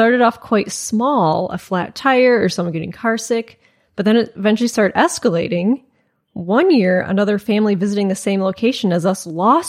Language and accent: English; Ireland; I grew up in Ireland, and I come from a huge Irish Catholic family, 52 first cousins.